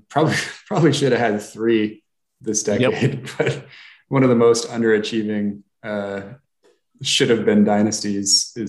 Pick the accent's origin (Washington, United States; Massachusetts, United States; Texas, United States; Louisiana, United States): Washington, United States; Seattle; also born or lived in Marin County, California; I grew up in Marin County in the Bay Area and Seattle. So I was mostly in Seattle.